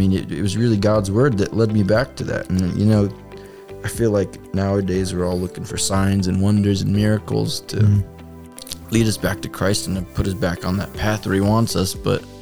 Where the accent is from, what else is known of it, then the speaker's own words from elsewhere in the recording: Crestwood, Illinois, United States; I grew up in Chicago in the south suburbs, Crestwood specifically